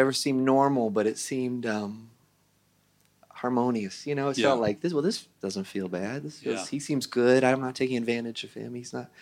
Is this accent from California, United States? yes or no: yes; Santa Rosa, California, United States; I grew up in Santa Rosa, California